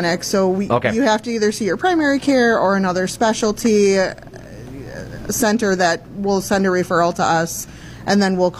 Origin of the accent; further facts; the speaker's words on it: Beaver Dam, Wisconsin, United States; I'm a Beaver Dam native.